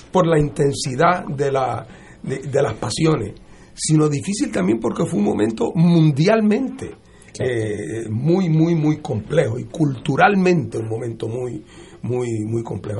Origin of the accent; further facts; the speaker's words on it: Puerto Rico; moved away as an adult; also born or lived in Boston; Yo me fui de Puerto Rico en el año 1970, que me voy a estudiar leyes para Boston